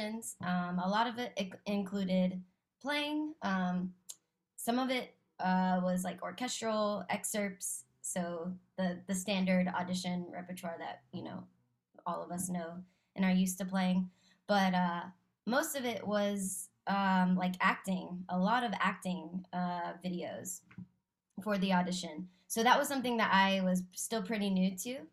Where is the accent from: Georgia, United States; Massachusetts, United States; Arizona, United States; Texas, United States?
Texas, United States; I grew up in Texas